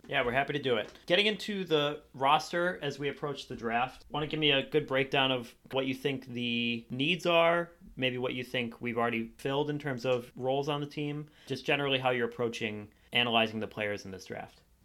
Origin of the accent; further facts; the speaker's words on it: Cleveland, Ohio, United States; moved away as an adult; now in Columbus, United States; I'm from Cleveland, Ohio. I currently live in Columbus, Ohio.